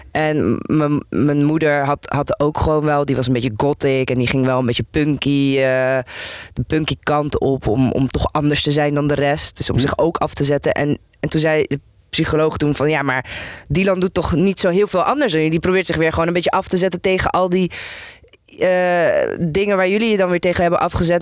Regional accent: Amsterdam, North Holland, Netherlands; ik ben hier geboren en getogen, dus ik ben Nederlands, maar ik ben ook gewoon Turks.

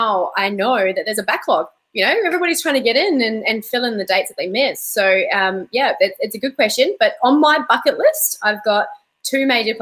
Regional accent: New Zealand; now in Perth, Australia; I grew up in New Zealand and learned to dive in really cold water.

